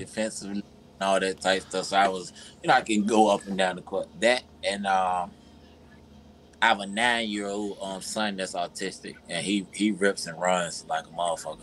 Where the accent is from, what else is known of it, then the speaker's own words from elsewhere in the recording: Virginia, United States; now in Georgia, United States; I'm from Virginia, even though I stay in Georgia.